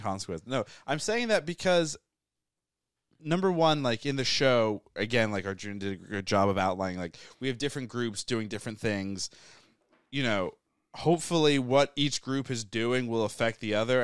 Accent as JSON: {"language": "English", "region": "England", "country": "United Kingdom", "tie": "born or raised there", "also_born_or_lived": "New Hampshire", "moved": "yes", "said": "I was born in England, and then we live in New Hampshire."}